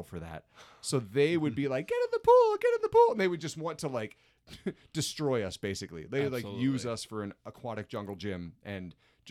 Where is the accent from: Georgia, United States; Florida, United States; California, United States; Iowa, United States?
Iowa, United States; also born or lived in Indiana; I'm from Iowa originally for the most part